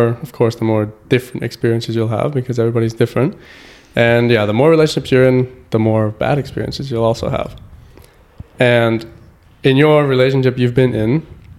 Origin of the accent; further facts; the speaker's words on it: Canada; now in Germany; I'm from Canada.